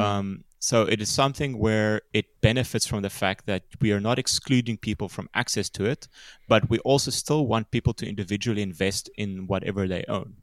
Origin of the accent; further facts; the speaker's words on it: small town just outside Cape Town, Western Cape, South Africa; growing up in South Africa, you know, I grew up in a small town